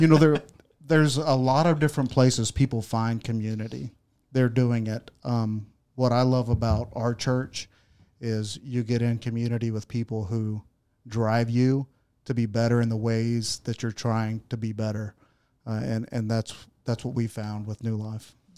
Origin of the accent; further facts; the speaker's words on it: Searcy, Arkansas, United States; also born or lived in Texas / Oklahoma; I'm I'm from, born and raised in Searcy.